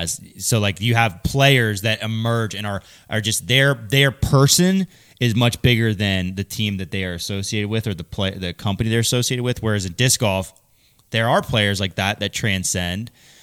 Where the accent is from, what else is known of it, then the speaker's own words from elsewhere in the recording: Michigan, United States; I'm from this area, I'm from Michigan, so I throw Discraft.